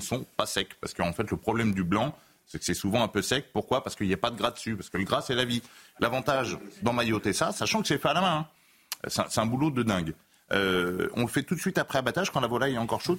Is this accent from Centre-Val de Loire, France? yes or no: yes; Berry, Centre-Val de Loire, France; je suis originaire du Berry